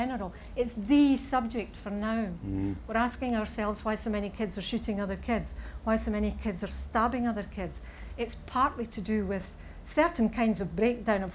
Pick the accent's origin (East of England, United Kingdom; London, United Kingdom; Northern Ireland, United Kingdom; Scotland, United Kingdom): Scotland, United Kingdom; Saltcoats; I am from Salkitts